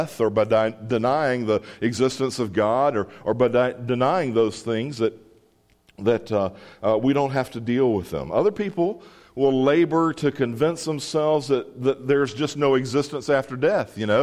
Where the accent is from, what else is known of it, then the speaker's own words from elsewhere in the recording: Mississippi, United States; I grew up in Mississippi